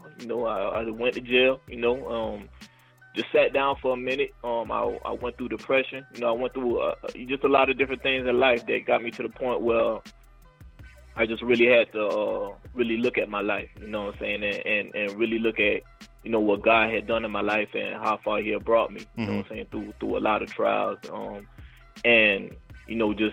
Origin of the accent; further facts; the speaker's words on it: Savannah, Georgia, United States; also born or lived in Nigeria; now in Atlanta, United States; I grew up in Savannah, Georgia. So, you know, Nigerian born, dirty South raised